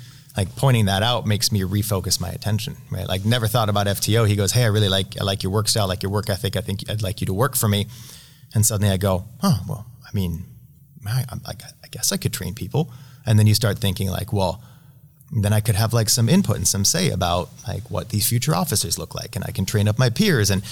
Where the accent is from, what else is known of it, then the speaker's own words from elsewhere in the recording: Utah, United States; I'm from Utah